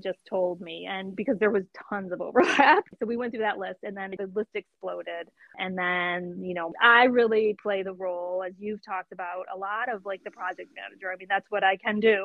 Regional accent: Detroit, Michigan, United States; moved away; a friend that I grew up with in Detroit

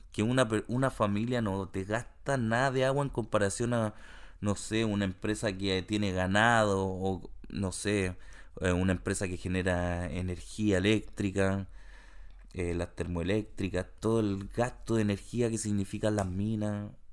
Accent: Santiago, Santiago Metropolitan Region, Chile; now in Canada; cuando era chico en Santiago

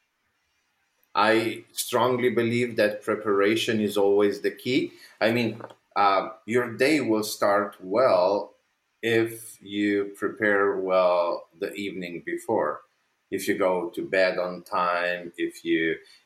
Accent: Slovenia; moved away; I come from Slovenia. I'm not living there anymore, but I'm from Slovenia.

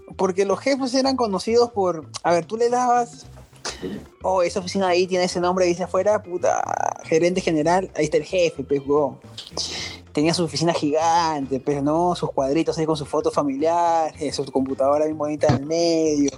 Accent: Peru

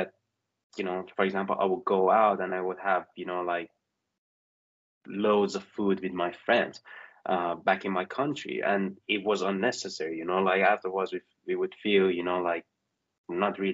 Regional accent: Iran; moved away; I'm originally from Iran

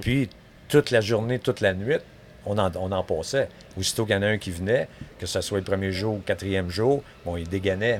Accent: Montreal, Quebec, Canada; je suis né à Montréal. Oui. Grandi là toute ma vie

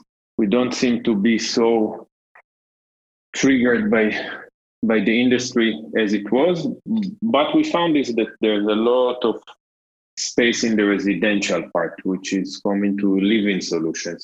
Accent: Jerusalem, Jerusalem District, Israel; moved away as an adult; now in Berlin, Germany; I was born in Jerusalem, in Israel

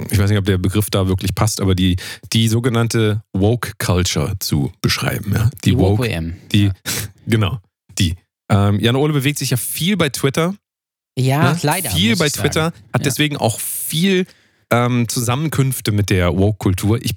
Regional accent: Hesse, Germany; Äh, in dem Fall bin ich Hesse, wie ich das gerade eben gesagt habe. Ich bin Hesse

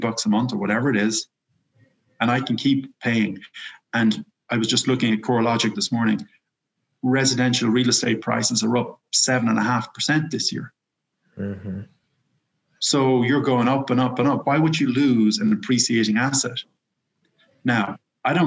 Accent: Ireland; moved away; I'm from Ireland

